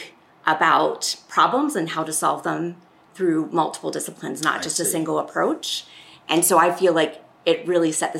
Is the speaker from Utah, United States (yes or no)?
no; Pittsburgh, Pennsylvania, United States; moved away as an adult; also born or lived in Japan; now in California, United States; I grew up outside of Pittsburgh in a more rural area